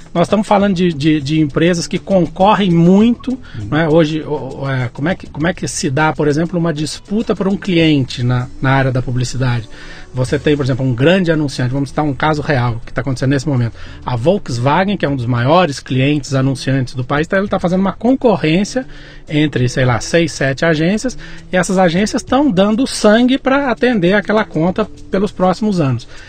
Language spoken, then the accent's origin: Portuguese; Muzambinho, Minas Gerais, Brazil; moved away; eu sou caipira nascido em Muzambinho, Minas Gerais.